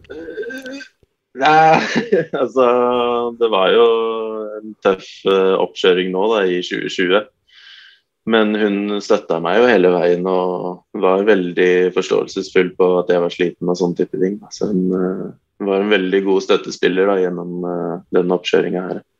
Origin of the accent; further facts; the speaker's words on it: Nittedal, Akershus, Norway; Jeg er jo egentlig fra Nittedal, men det er jo Eh, halv, eller sju minutter unna Oslo